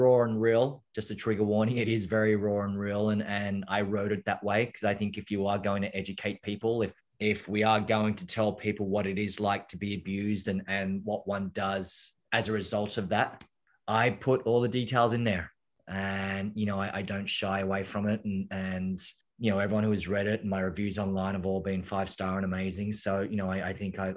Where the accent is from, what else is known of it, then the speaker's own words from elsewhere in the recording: Australia; now in New York, United States; I'm from Australia. I live in New York now